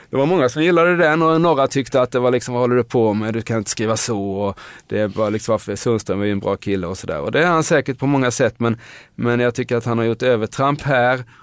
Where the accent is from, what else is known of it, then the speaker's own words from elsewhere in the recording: Nybro, Kalmar County, Sweden; now in Stockholm, Sweden; och jag är ett exempel, jag kom från Nybro till Stockholm.